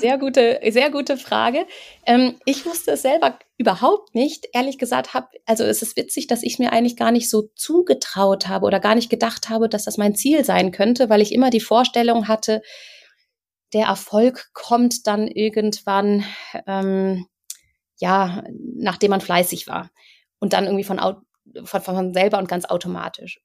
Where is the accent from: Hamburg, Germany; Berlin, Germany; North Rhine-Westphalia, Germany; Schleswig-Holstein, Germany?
North Rhine-Westphalia, Germany; Cologne; moved away as an adult; now in Munich, Germany; Ich bin eigentlich Kölnerin